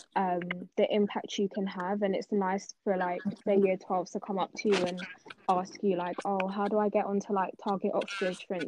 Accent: Nigeria; also born or lived in South London; now in London, United Kingdom; I'm originally from Nigeria, but um, I live in South London

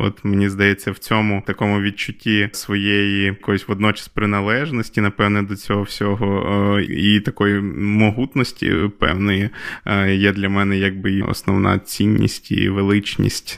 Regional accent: Volyn Oblast, Ukraine; also born or lived in Lviv; я зараз вдома в батьків на Волині, звідки я родом

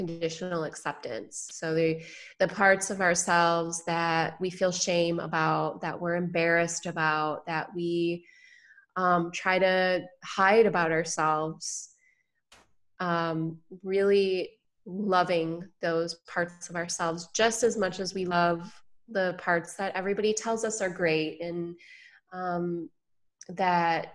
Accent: Michigan, United States; now in San Diego, United States; I grew up in Michigan

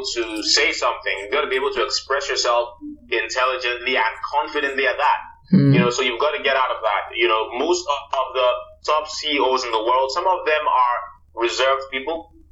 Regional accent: Nigeria; As a Nigerian

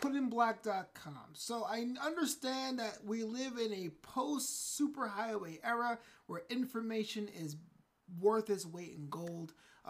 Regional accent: Brooklyn, New York, United States; You know, I'm from Brooklyn, New York

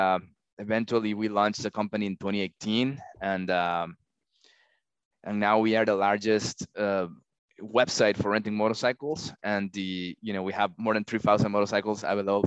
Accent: Peru; moved away as an adult; also born or lived in Texas, United States; now in United States; I was born in Texas, but I grew up in Peru, hence the accent, you know, and I moved back to the United States for college

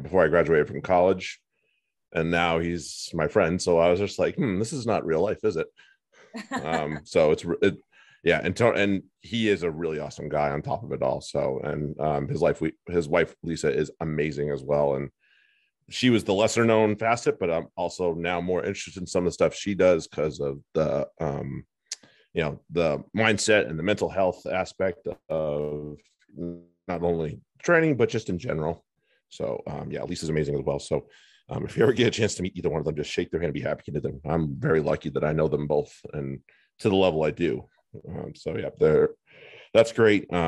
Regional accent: United States; as an American

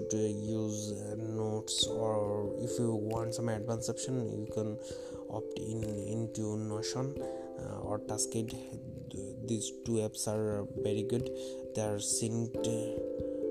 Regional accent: Bangladesh; English is a second language; I'm from Bangladesh

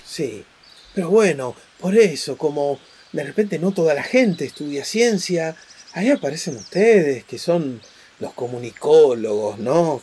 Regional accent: Argentina; somos argentinos

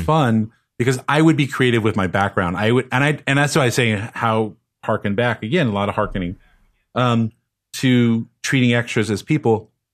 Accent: Los Angeles, California, United States; Growing up in Los Angeles

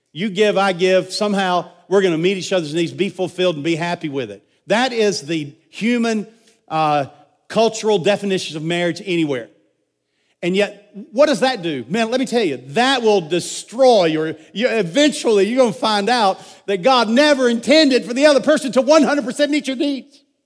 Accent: United States; I'm an American.

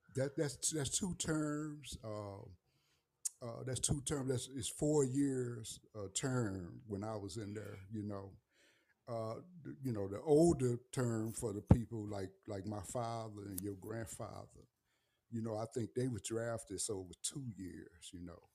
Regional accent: St. Louis, Missouri, United States; moved away; I'm from the Saint Louis area and from the city of Saint Louis.

